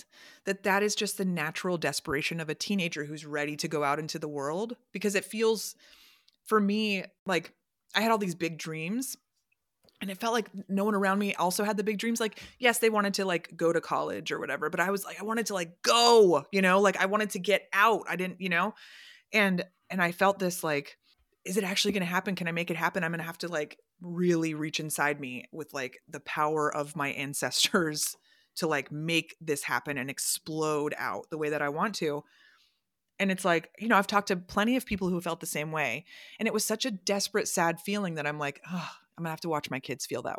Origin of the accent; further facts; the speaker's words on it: Orlando, Florida, United States; moved away as an adult; now in Chicago, United States; So yeah, I've been in Chicago for 18 years, which I never expected. But I grew up in Orlando. I moved there when I was 5. So I was there for 20 years.